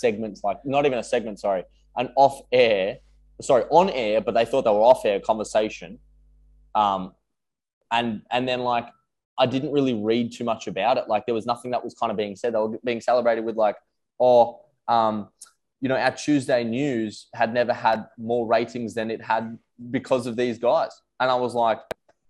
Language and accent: English; Australia; as an Australian tennis player